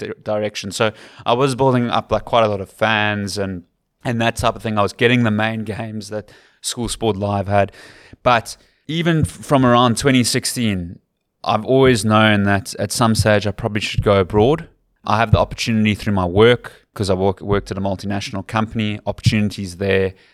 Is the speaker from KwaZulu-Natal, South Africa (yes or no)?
no; Cape Town, Western Cape, South Africa; accent: Western Cape / Capetonian; moved away as an adult; now in Ireland; my accent is too Western Capey. It's too Capetonian